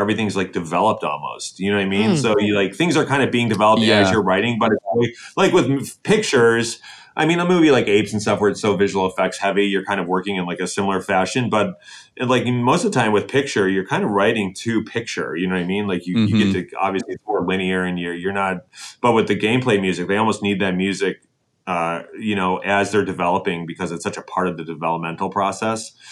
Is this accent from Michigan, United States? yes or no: yes; Detroit, Michigan, United States; I'm from Detroit